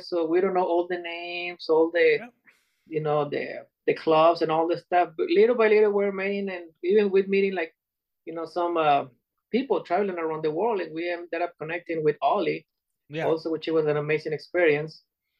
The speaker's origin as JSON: {"language": "English", "town": "Puerto Vallarta", "region": "Jalisco", "country": "Mexico", "tie": "born or raised there", "moved": "yes", "lives_now": "United States", "said": "Puerto Vallarta, Mexico."}